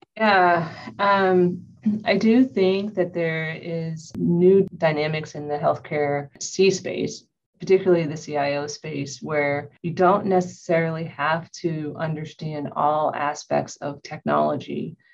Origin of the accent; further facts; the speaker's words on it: Ohio, United States; moved away; I'm originally from Ohio.